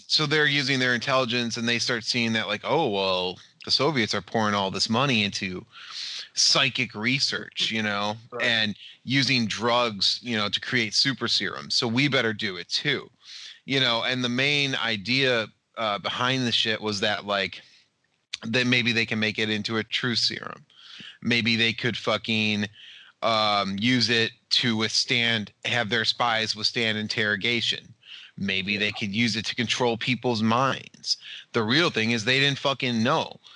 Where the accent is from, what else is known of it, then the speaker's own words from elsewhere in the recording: United States; I'm from America.